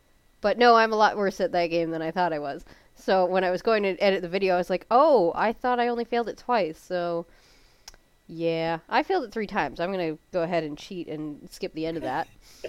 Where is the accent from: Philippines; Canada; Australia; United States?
Canada